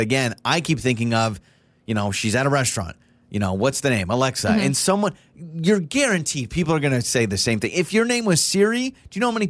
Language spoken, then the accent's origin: English; Idaho, United States; accent: Idahoan; I have an accent. I have an Idahoan accent.